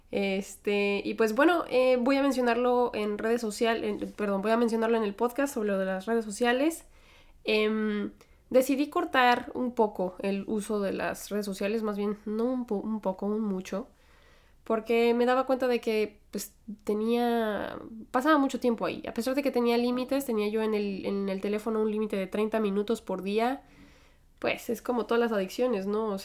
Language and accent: Spanish; United States; born there; Yo nací en Estados Unidos porque mis papás fueron inmigrantes.